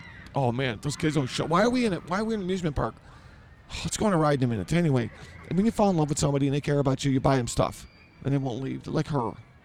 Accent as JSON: {"language": "English", "town": "Chicago", "region": "Illinois", "country": "United States", "tie": "born or raised there", "said": "I grew up in Chicago."}